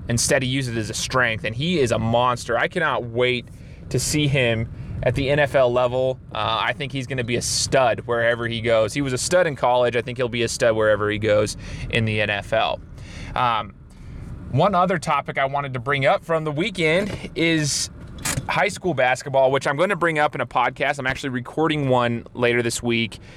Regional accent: Southern Idaho, United States; right next to my hometown

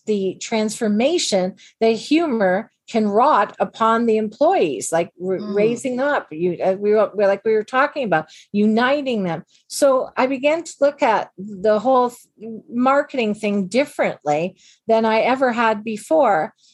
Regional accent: Canada; we're all Canadian women

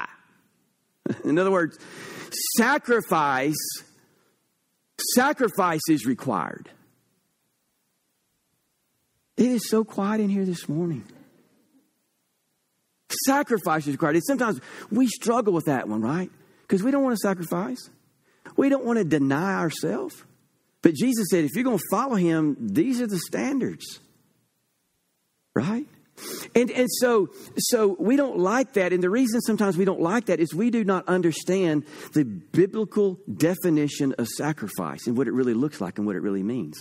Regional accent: United States; I am an American

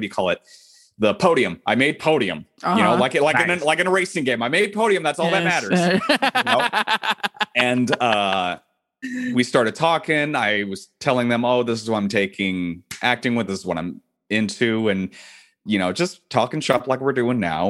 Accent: Irving, Texas, United States; also born or lived in Santa Barbara, California / Dallas, Texas; my hometown that I was growing up in Irving

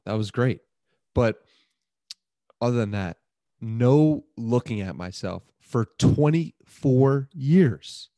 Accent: Port Washington, New York, United States; Grew up in this beautiful place called Port Washington, New York

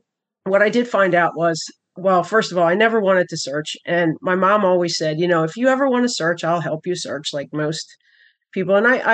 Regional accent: Wilmington, Delaware, United States; born there; I was born in 1963. I was born in Wilmington, Delaware.

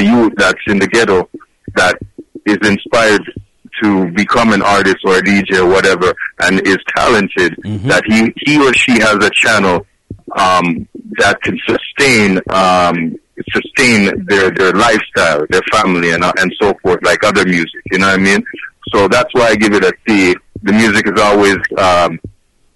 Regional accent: Canada

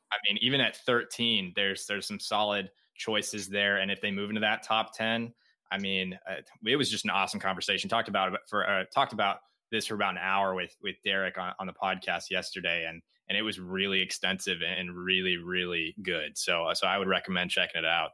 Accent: Iowa, United States; I'm from Iowa.

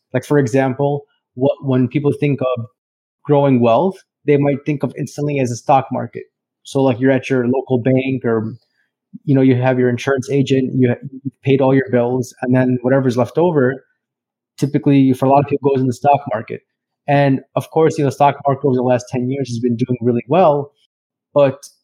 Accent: Chicago, Illinois, United States; I'm from Chicago, Illinois, and I'm a financial planner

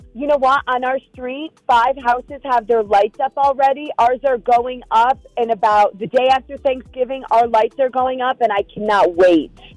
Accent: New York, United States; moved away; Some of my favorite traditions as a kid growing up in New York is in fall

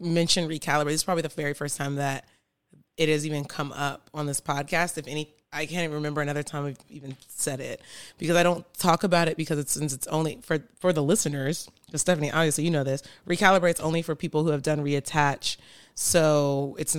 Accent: Virginia Beach, Virginia, United States; I'm from Virginia Beach

